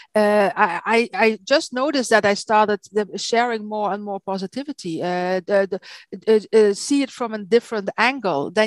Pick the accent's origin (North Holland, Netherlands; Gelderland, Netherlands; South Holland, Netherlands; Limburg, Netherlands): Limburg, Netherlands; Maastricht; English is a second language; now in Belgium; I'm from Holland. I'm from the south of Holland, from Maastricht.